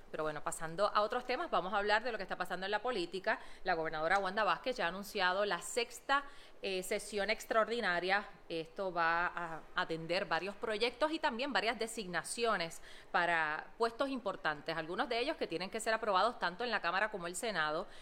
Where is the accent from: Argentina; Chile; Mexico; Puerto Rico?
Puerto Rico; Utuado; soy de Utuado